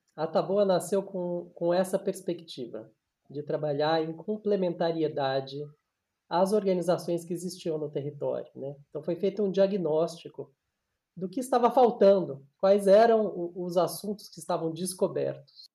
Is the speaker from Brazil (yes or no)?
yes; São Paulo, Brazil; eu nasci em São Paulo